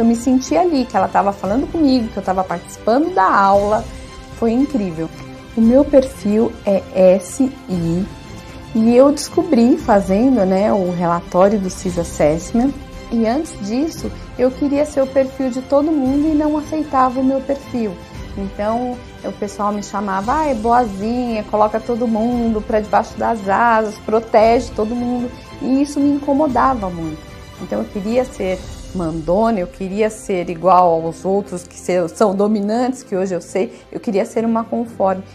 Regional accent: Diadema, São Paulo, Brazil; eu sou de Diadema

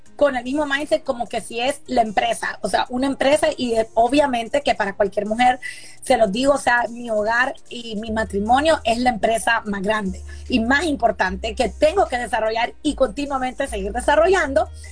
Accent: Honduras; soy hondureña

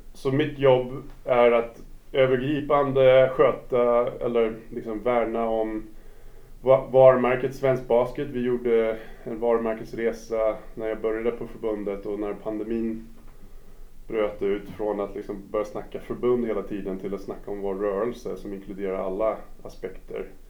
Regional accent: New York, United States; Swedish is a second language; moved away as an adult; now in Stockholm, Sweden; Jag är född och uppvuxen i USA, i New York

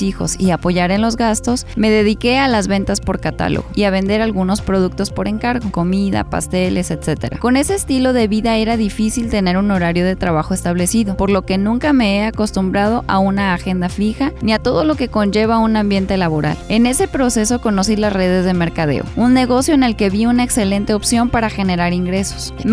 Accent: Mexico; En síntesis, soy una madre mexicana ocupada en ser y aportar lo mejor para tener una mejor sociedad.

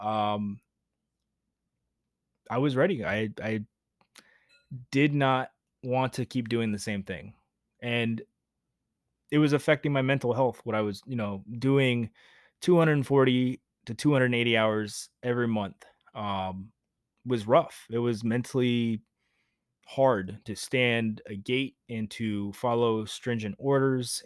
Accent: Georgia, United States; moved away as an adult; I left my home state of Georgia to go to Navy boot camp

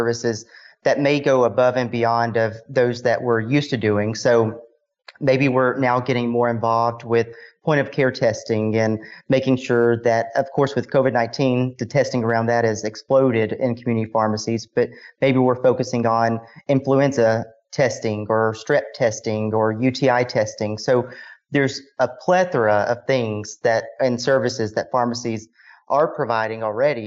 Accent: Walnut, Mississippi, United States; moved away as an adult; also born or lived in Concord, North Carolina; I'm originally from Walnut, Mississippi.

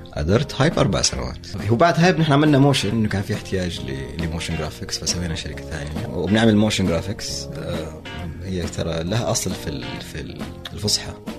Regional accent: Saudi Arabia; نحن لوكلز نحن سعوديين

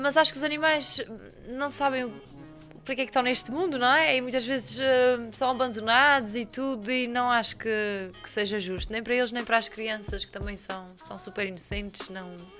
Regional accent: São Mateus da Calheta, Azores, Portugal; sou de São Mateus, eu cresci com aquela peixaria

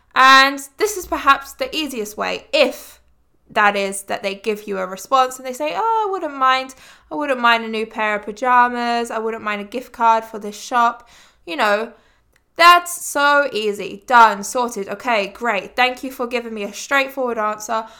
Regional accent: England, United Kingdom; growing up in England

